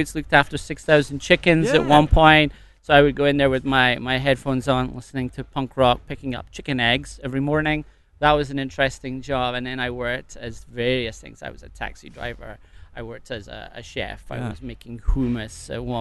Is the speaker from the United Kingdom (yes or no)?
yes; River Spey, Scotland, United Kingdom; moved away as an adult; also born or lived in south of France; now in Annapolis, United States; I grew up fly fishing in the River Spey.